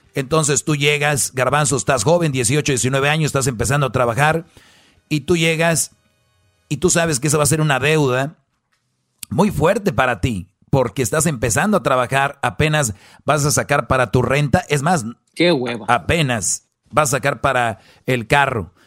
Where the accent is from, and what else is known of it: Mexico